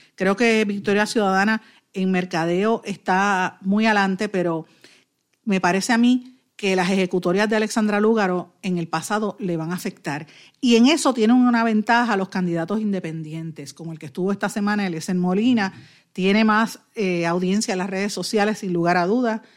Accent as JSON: {"language": "Spanish", "country": "Puerto Rico"}